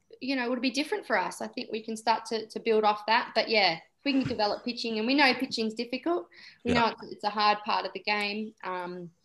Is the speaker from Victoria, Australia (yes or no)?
yes; Somerville, Victoria, Australia; I live in Somerville in Victoria, and she goes to the same school I went to in high school